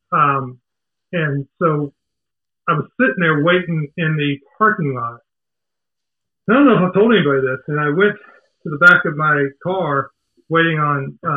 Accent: Decatur, Georgia, United States; also born or lived in Savannah, Georgia; I live in Atlanta. I grew up outside of Atlanta, a little small town called Decatur. Uh, spent pretty much my whole life there.

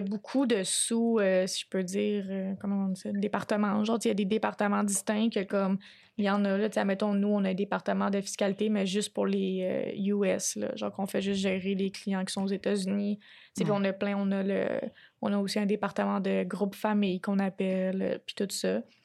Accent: Quebec, Canada

